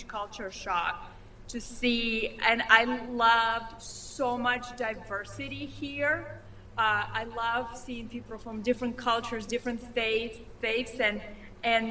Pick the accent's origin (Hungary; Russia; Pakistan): Russia; Moscow; now in United States; I grew up in Moscow